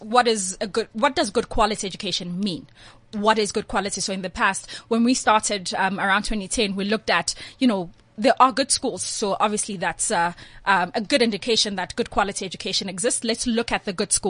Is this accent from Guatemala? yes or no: no; Tsakane, Gauteng, South Africa; I'm from Tsakane.